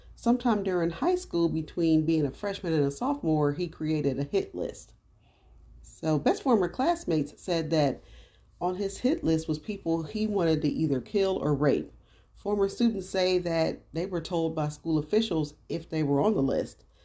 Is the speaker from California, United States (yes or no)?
no; Dayton, Ohio, United States; I'm from Dayton, Ohio